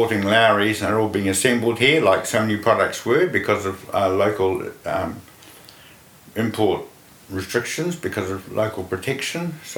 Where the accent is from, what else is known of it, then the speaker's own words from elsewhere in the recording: Dunedin, Otago, New Zealand; I was born in Dunedin, and I was there through to secondary school.